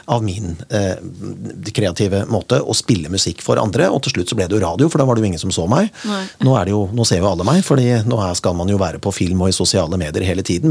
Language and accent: Norwegian; Kongsberg, Buskerud, Norway; moved away; da jeg vokste opp på, på Kongsberg